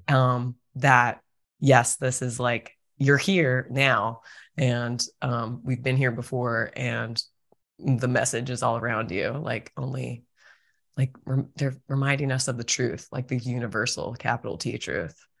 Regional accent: Virginia, United States; moved away; I'm from Virginia originally

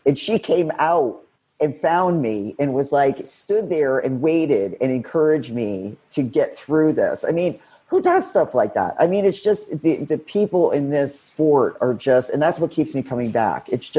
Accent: Florida, United States; What are they trying to, I'm from Florida. I'm not in Colorado.

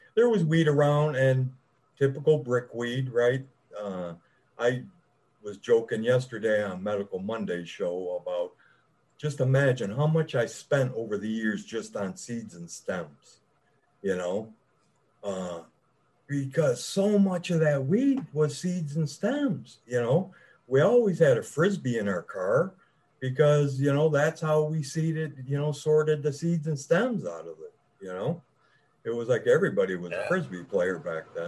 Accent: Downriver area, Michigan, United States; I grew up, I live in Michigan. I grew up in the Downriver area

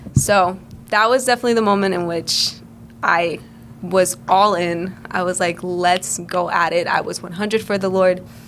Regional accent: Cleveland, Ohio, United States; also born or lived in Puerto Rico; I was born in Puerto Rico. Um, we moved, me and my family moved here when I was five years old. I was raised in Cleveland my entire life

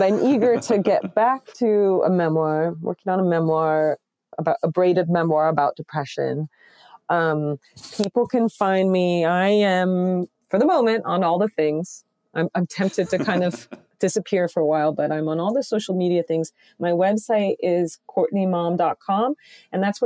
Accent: Connecticut, United States; I'm from Connecticut

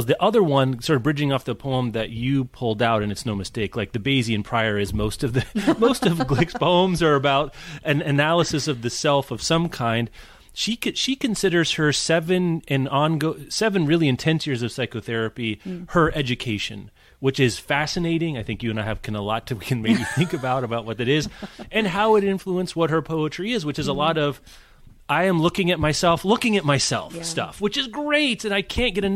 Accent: Midwest, United States; as a Midwesterner

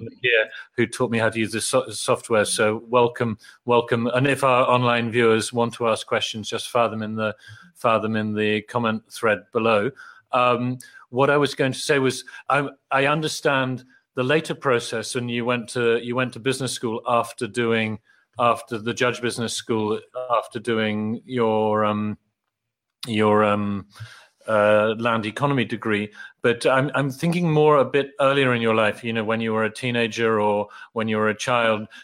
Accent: Oxford, South East England, United Kingdom; a child growing up in Oxford, where my father was teaching philosophy as part of PPE

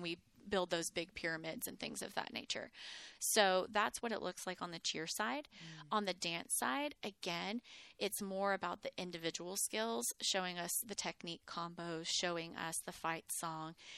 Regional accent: Mineola, Texas, United States; also born or lived in Houston, Texas / Plainview, Texas; now in Waco, United States; I had grown up in Mineola, which is a tiny, tiny little East Texas town

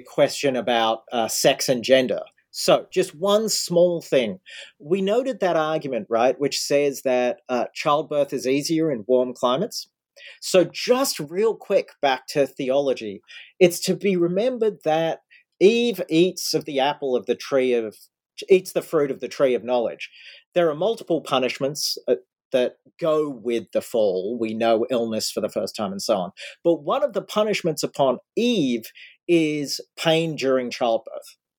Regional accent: Australia; now in United States; I grew up in Australia

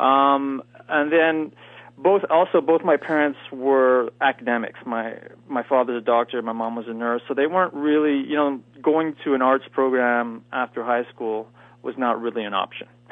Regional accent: Eastern Canada, Canada; moved away; also born or lived in Los Angeles; I'm from Canada, and I'm from the eastern part of Canada.

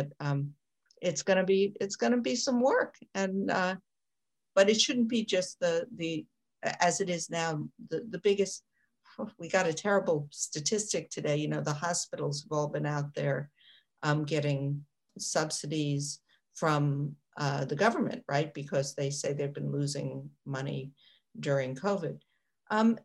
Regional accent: New York, United States; I'm from New York

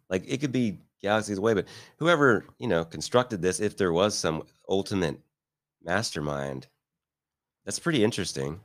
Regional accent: Midwest, United States; also born or lived in Beverly Hills, California; now in Kansas City, United States; I'm from the Midwest and Midwestern guy

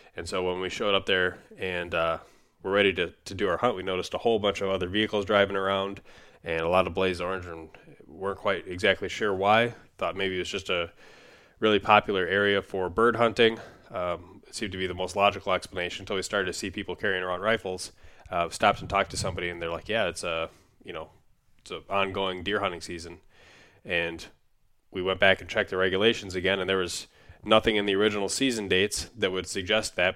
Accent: Minnesota, United States; my home state of Minnesota

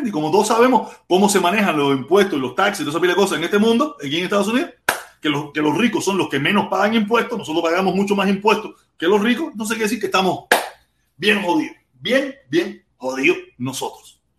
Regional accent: Cuba; seguimos siendo todos hermanos cubanos.

